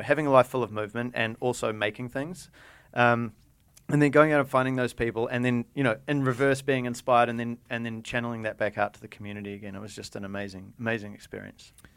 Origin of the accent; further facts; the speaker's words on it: New Zealand; moved away; also born or lived in Japan; we're from New Zealand, we're kind of weird and different, and we have strange accents